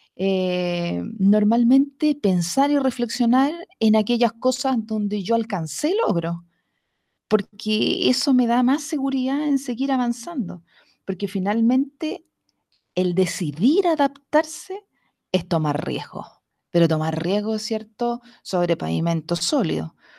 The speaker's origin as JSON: {"language": "Spanish", "town": "Talca", "region": "Maule", "country": "Chile", "tie": "born or raised there", "said": "yo nunca fui mujer de campo, a pesar de que nací en Talca"}